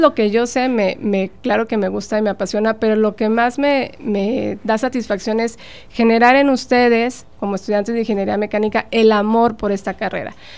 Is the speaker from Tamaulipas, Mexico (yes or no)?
yes; Tampico, Tamaulipas, Mexico; moved away as an adult; also born or lived in Saltillo, Coahuila / Madrid, Spain; emigré de, mi ciudad natal, de Tampico, me fui a estudiar a Saltillo